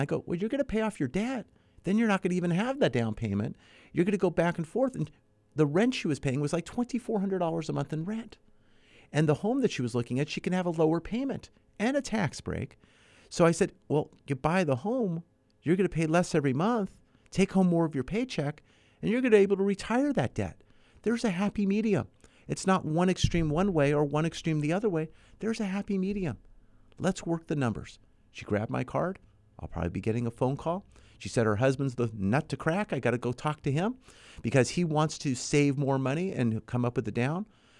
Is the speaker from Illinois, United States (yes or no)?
no; San Fernando Valley, California, United States; As a kid, I grew up in San Fernando Valley, so we had the Sylmar earthquake back in 1971.